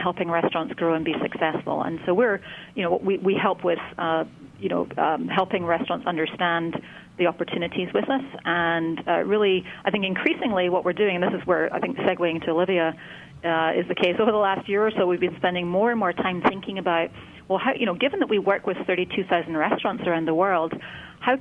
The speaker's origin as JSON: {"language": "English", "region": "Scotland", "country": "United Kingdom", "tie": "born or raised there", "moved": "yes", "lives_now": "California, United States", "said": "I grew up in Scotland, so you'll hear a slight accent"}